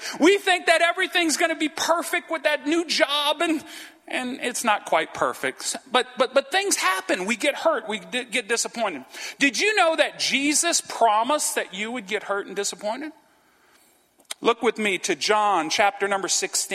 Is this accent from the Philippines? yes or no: no; Franklin, United States; moved away as an adult; also born or lived in West Monroe, Louisiana; We grew up in Franklin